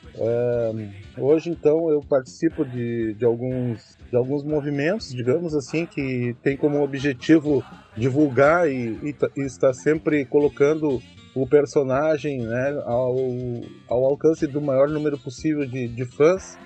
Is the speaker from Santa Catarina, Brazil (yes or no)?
no; Uruguaiana, Rio Grande do Sul, Brazil; sou natural de Uruguaiana